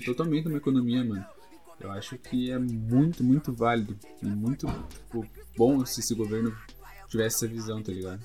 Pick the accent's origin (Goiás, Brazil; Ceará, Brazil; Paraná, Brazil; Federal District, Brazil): Paraná, Brazil; Curitiba; Sou daqui de Curitiba, moro no bairro Santa Felicidade